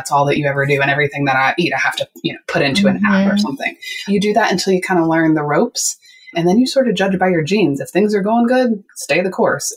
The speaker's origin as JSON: {"language": "English", "region": "West Virginia", "country": "United States", "said": "I am from West Virginia. I am Southern."}